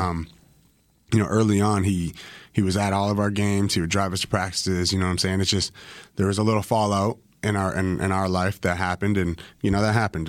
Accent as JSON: {"language": "English", "country": "Canada", "also_born_or_lived": "Bakersfield, California", "moved": "as an adult", "said": "I'm fresh Canadian"}